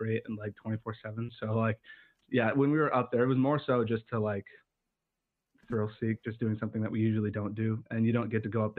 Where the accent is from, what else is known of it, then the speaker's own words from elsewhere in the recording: Casper, Wyoming, United States; moved away as an adult; now in Texas, United States; I come from Casper, Wyoming